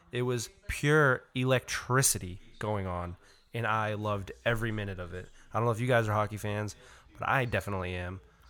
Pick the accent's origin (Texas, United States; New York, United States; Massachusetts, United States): Massachusetts, United States; Boston; I am, yep, I am from Boston.